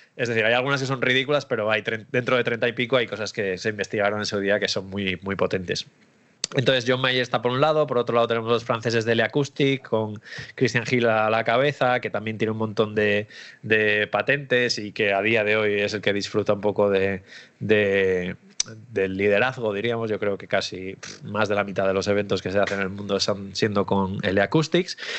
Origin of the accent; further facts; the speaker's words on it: Asturias, Spain; now in Barcelona, Spain; Allí en Asturias, sí. Sí, yo soy asturiano